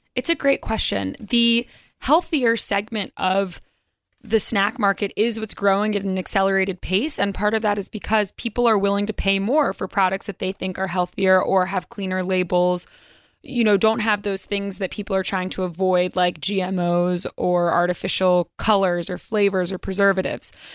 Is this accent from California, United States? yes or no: no; North Carolina, United States; now in New York, United States; I'm from North Carolina originally